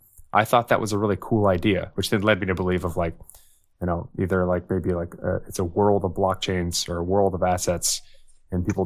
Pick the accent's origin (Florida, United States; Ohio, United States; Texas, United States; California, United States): Texas, United States; I'm a Texan